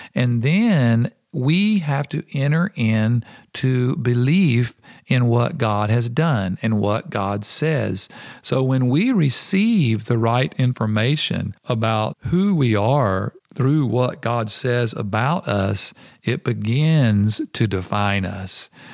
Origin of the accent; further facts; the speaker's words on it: United States; moved away; I'm an American.